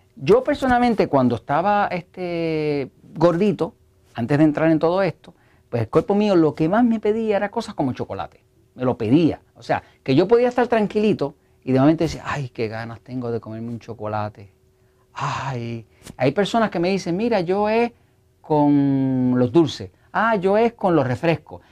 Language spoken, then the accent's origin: Spanish; Puerto Rico; yo soy de Puerto Rico